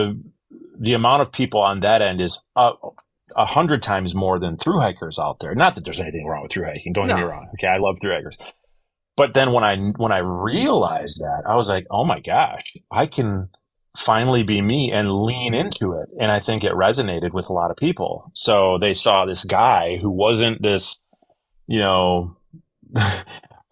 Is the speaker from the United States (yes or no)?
yes; Wisconsin, United States; I was a guy from Wisconsin